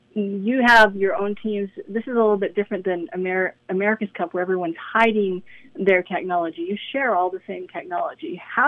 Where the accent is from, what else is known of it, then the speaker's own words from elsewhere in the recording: United States; as an American